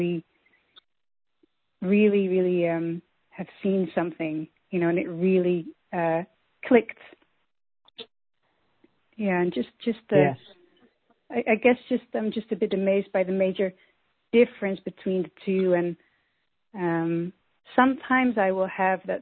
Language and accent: English; Netherlands; I'm from Holland.